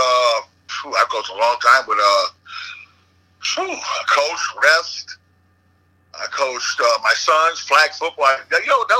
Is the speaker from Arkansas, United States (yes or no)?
no; Naugatuck, Connecticut, United States; I grew up in Indian Hills, right next to Dave.